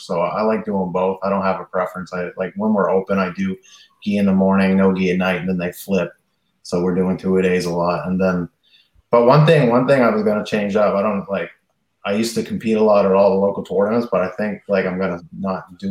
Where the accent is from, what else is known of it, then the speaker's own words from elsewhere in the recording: the Maritimes, Canada; my hometown